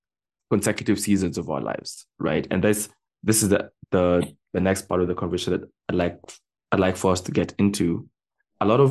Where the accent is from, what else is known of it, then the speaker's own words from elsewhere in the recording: Kenya; also born or lived in United States; When at the peak of my elementary school, when I was growing up in the States, my parents sent me back to Kenya, right? And so I was living with my cousins for a number of years